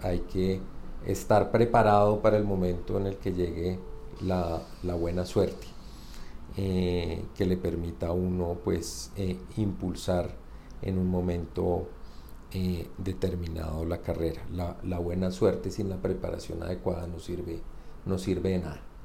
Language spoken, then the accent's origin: Spanish; Bogotá, Colombia; soy bogotano